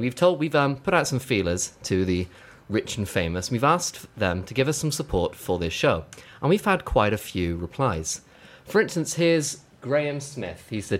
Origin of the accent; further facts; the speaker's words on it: Gloucester, South West England, United Kingdom; moved away as an adult; now in Bristol, United Kingdom; I'm from Gloucester, and I was flooded over the summer.